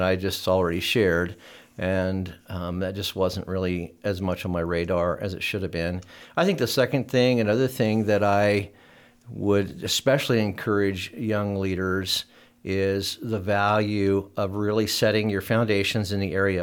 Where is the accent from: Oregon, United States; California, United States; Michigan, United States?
Oregon, United States; moved away; I was from Oregon